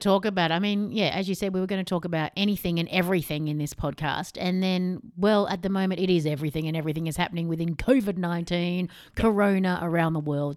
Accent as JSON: {"language": "English", "country": "Australia", "said": "We're Australian."}